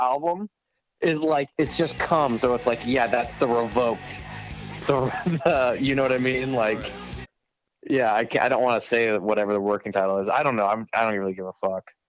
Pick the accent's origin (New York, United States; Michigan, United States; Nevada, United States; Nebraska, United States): Nebraska, United States; Omaha; I'm from Omaha